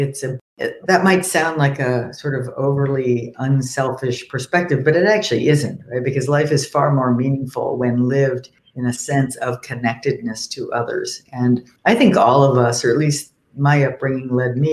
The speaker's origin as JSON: {"language": "English", "region": "New York", "country": "United States", "tie": "born or raised there", "moved": "yes", "lives_now": "Cambridge, United States", "said": "I grew up in New York and we had one of those doors too"}